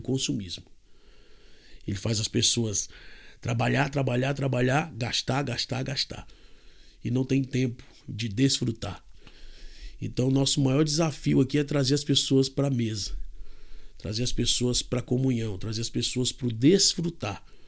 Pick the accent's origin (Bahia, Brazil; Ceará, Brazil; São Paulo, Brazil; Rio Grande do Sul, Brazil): Ceará, Brazil; Fortaleza; moved away as an adult; now in Kansas, United States; eu nasci em Fortaleza, no Ceará